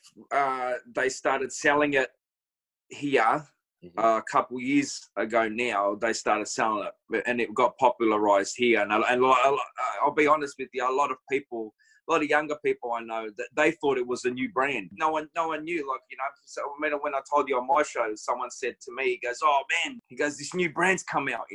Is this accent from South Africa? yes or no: no; Melbourne, Victoria, Australia; I am from Melbourne, the western suburbs of Melbourne, Australia.